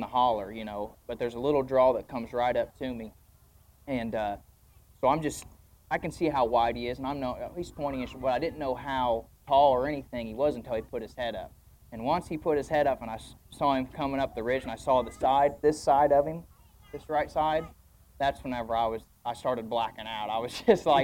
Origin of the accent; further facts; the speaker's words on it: Greensburg, Indiana, United States; I'm from Greensburg, Indiana, southeastern Indiana. Born there, raised there